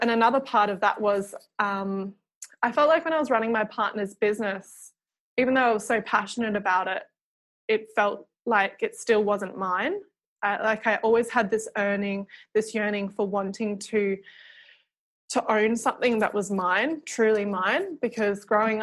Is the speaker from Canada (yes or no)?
no; Dunsborough, Western Australia, Australia; also born or lived in Perth; I grew up down south in Dunsborough, which is like 4 hours out of Perth.